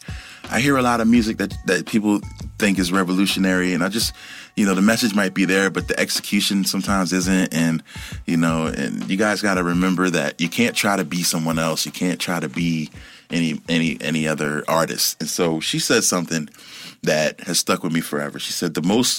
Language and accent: English; Philadelphia, Pennsylvania, United States; I'm from Philly